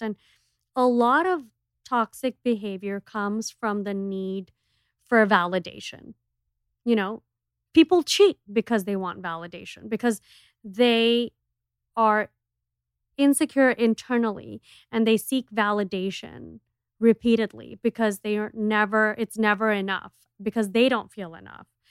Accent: Miami, Florida, United States; we are from Miami, which is, like, the clubbing capital of America

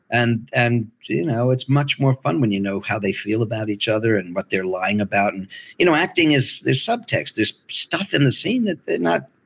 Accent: Liverpool, North West England, United Kingdom; Cockney. I'm Liverpudlian.

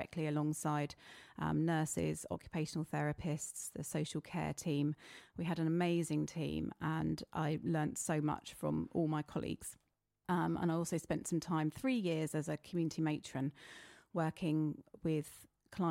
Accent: East Grinstead, South East England, United Kingdom; I was brought up in East Grinstead, so I'm local

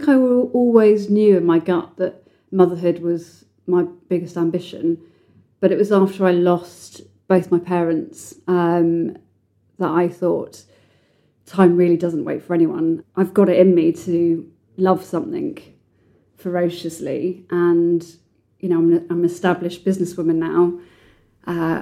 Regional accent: a sleepy town in North Devon, South West England, United Kingdom; I was brought up in Sleepy Town in North Devon by my dad

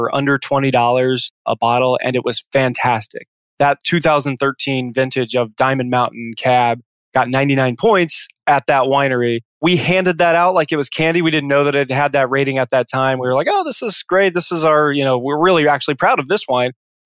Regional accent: Midwest, United States; moved away as an adult; I grew up in the Midwest

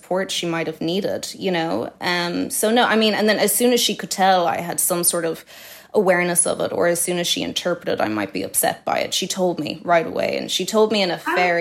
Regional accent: Dublin, Leinster, Ireland; I grew up in Sandymount, very blessed childhood

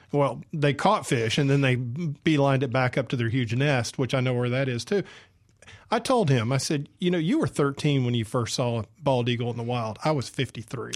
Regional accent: Atlanta, Georgia, United States; moved away; I grew up in Atlanta

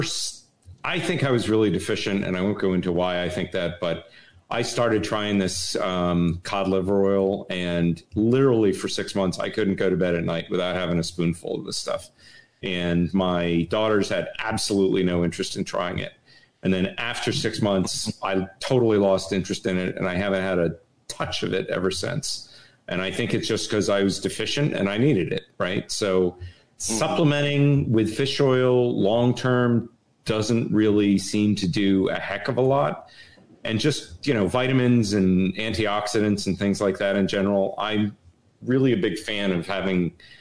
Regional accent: Connecticut, United States; I grew up in Connecticut

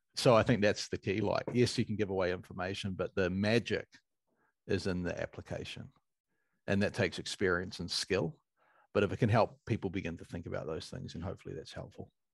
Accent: New Zealand; as a Kiwi

